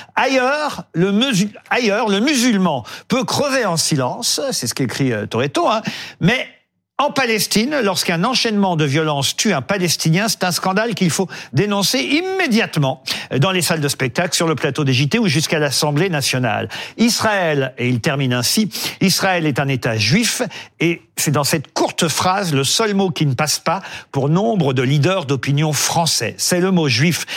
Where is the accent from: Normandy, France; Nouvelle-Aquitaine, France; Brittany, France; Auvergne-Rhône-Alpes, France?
Normandy, France; Le Havre; mes amis du Havre, ma ville natale